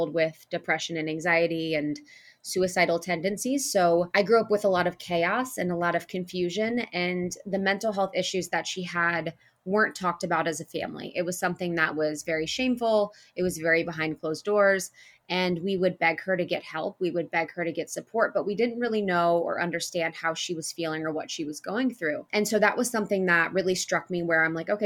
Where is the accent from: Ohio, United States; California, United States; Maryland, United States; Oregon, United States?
Ohio, United States; now in Los Angeles, United States; I grew up in Ohio in a small town.